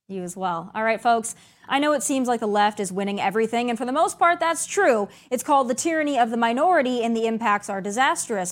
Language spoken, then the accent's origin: English; South Dakota, United States; moved away; that was my home state